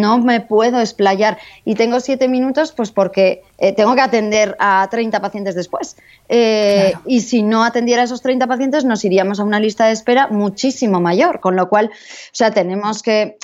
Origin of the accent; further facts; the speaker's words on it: San Sebastián, Basque Country, Spain; yo soy de San Sebastián, nací eh, allí en, esta bella ciudad de, San Sebastián Donostia, y, pero pronto nos fuimos a vivir a, otras ciudades y acabé volviendo a, San Sebastián.